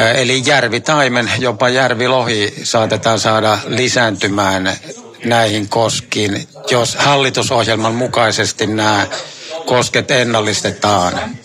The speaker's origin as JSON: {"language": "Finnish", "region": "South Savo", "country": "Finland", "said": "meillä päin Etelä-Savossa"}